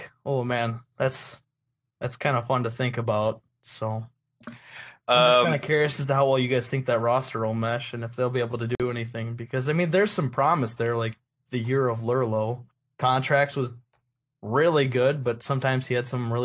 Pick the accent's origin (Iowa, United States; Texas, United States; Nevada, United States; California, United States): Iowa, United States; middle of; I am from an actual boonies. I am from the middle of Iowa.